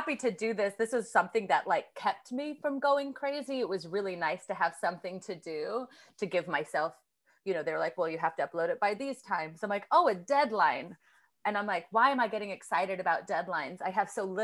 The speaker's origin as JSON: {"language": "English", "region": "Alaska", "country": "United States", "tie": "born or raised there", "moved": "yes", "lives_now": "New York City, United States", "said": "growing up in Alaska"}